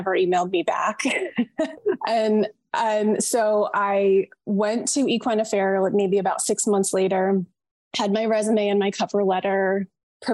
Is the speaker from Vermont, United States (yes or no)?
yes; Vermont, United States; moved away; also born or lived in Massachusetts; I grew up in Vermont